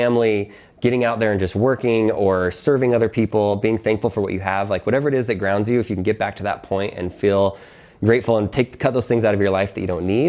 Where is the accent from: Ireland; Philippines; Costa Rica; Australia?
Philippines; born there; I was born in the Philippines, really, really, really, really poor place.